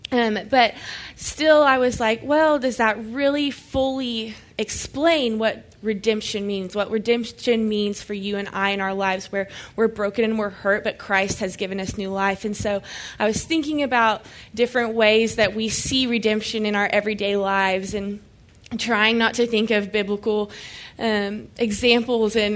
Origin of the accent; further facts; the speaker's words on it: Oklahoma, United States; now in Dallas, United States; And I'm from Oklahoma, so it's a little bit different of a culture, small town Oklahoma, like a thousand people.